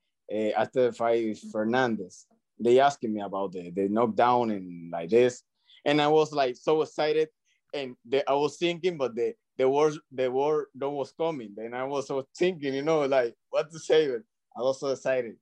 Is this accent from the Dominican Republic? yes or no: yes; Dominican Republic; English is a second language; now in Miami, United States; I learned English in Dominican